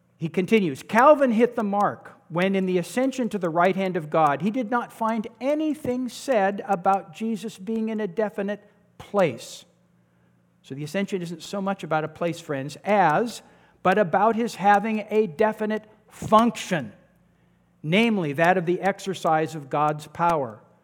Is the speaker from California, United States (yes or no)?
yes; Santa Cruz, California, United States; I grew up in Santa Cruz